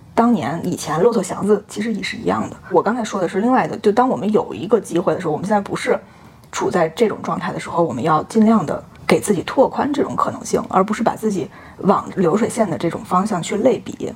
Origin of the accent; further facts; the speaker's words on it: China; 我说我来自中国